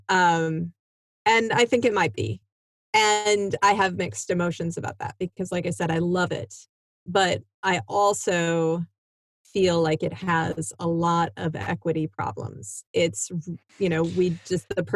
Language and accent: English; Iowa, United States; moved away as an adult; also born or lived in Michigan; I grew up in Iowa